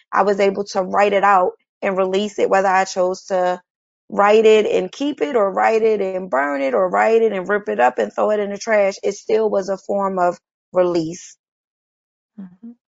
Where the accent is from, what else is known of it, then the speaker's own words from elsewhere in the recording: Chester, Pennsylvania, United States; moved away as an adult; now in Atlanta, United States; I am from Philadelphia, Pennsylvania. Well, a little city outside of Philadelphia. And the name of that city is Chester, Pennsylvania and I have been in Atlanta now for the past two years.